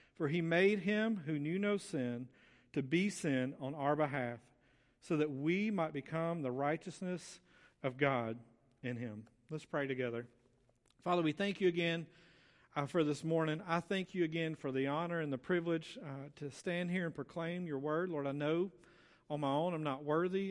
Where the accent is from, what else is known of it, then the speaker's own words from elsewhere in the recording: Muscle Shoals, Alabama, United States; moved away as an adult; I'm originally from Muscle Shoals